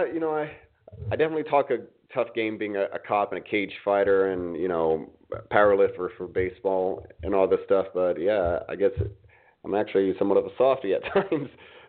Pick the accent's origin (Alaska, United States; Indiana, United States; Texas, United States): Indiana, United States; moved away; also born or lived in Miami / New York City; growing up in Indiana